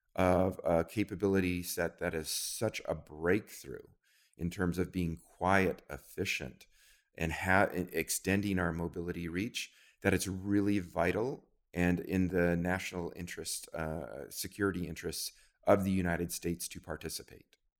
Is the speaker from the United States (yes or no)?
no; New Zealand; moved away; I grew up in New Zealand